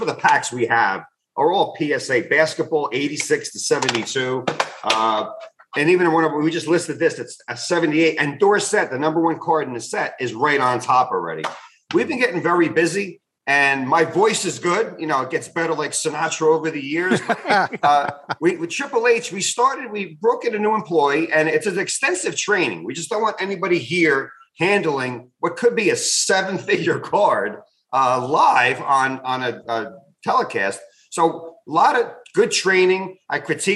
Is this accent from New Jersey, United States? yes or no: yes; New Jersey, United States; it's in Atlantic City, my hometown of Jersey.